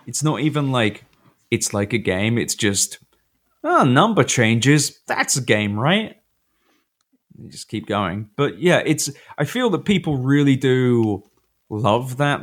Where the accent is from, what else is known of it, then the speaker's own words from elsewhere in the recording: United Kingdom; moved away; now I'm a British guy who knows football